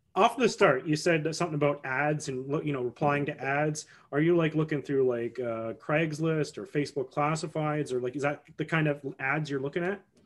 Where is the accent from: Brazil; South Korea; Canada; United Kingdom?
Canada; as a Canadian